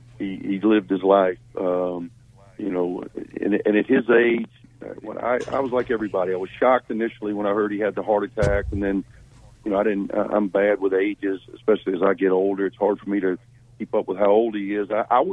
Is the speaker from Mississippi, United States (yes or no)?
yes; Louisville, Mississippi, United States; I'm born and raised in Louisville, Mississippi.